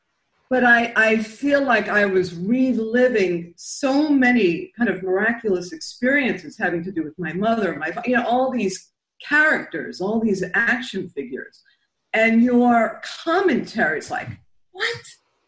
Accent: New York City, New York, United States; also born or lived in near Pittsfield, Massachusetts; now in Pittsfield, United States; I'm from Brooklyn, not Queens

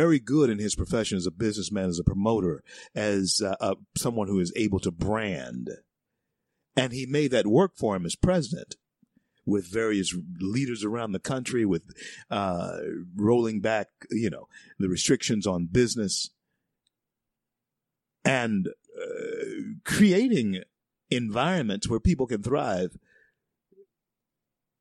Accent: the South, United States; It's in the South, and I'm a Southerner

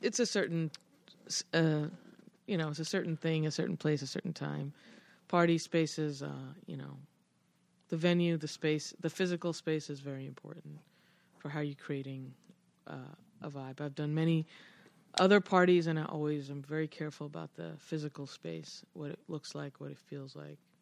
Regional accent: Westbury, New York, United States; also born or lived in London, United Kingdom / Flushing, Queens, New York; I first moved, I had Culture Shock going from Queens to Long Island.

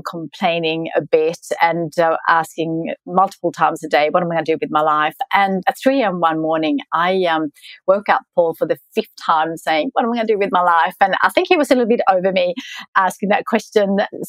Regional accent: Sweden; English is a second language; moved away as an adult; also born or lived in Melbourne, Australia; now in Australia; So I grew up in Sweden. I grew up on a farm and we didn't get to travel a lot as kids.

